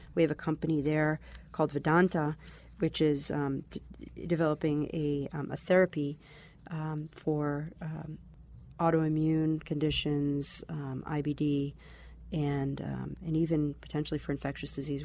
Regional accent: Boston, Massachusetts, United States; also born or lived in Israel; I grew up in the Boston area, but I'd say it's been, um, probably about ten to twelve years in Israel

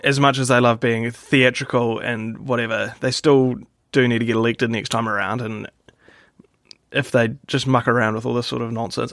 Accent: New Zealand; I'm from New Zealand

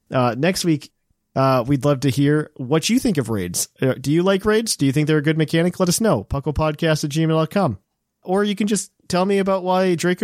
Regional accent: United Kingdom; But the most enjoyable part for me, being a Brit, is the overall theme of the game and towns all felt like Britain from the first little village to Winden.

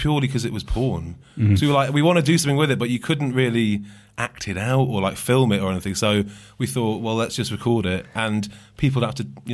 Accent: Hale, North West England, United Kingdom; accent: Manchester; moved away as an adult; also born or lived in Leeds; Really normal, very nice, Manchester, South Manchester

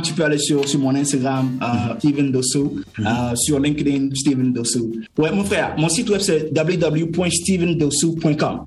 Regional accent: Lomé, Maritime, Togo; moved away as an adult; je suis, né à Lomé, à la mhm. capitale, mais comme a les quartiers. Et j'ai grandi dans une maison toute petite

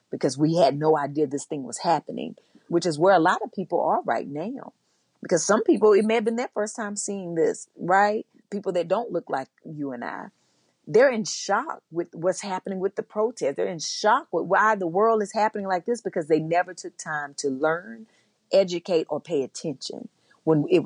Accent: the South, United States; And for me, growing up in the South, it wasn't even just the police officers.

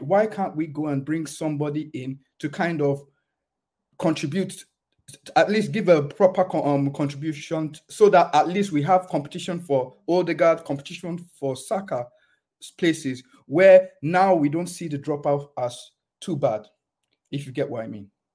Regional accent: England, United Kingdom; moved away as an adult; now in Germany; I was born in England

